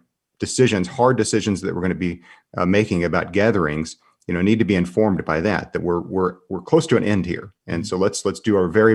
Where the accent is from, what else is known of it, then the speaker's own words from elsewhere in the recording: Seminole, Oklahoma, United States; now in Oklahoma City, United States; my hometown in Seminole